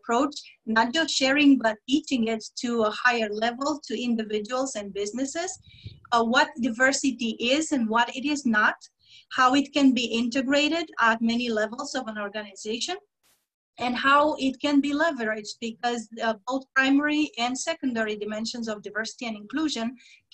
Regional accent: Romania; moved away; my home country, Romania

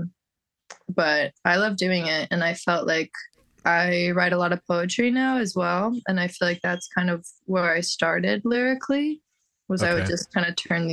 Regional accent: Bay Area, California, United States; also born or lived in Toronto, Canada; I was born in Toronto. I left Toronto when I was like 7. So I didn't spend like a lot of my youth there, but then moved to the Bay Area.

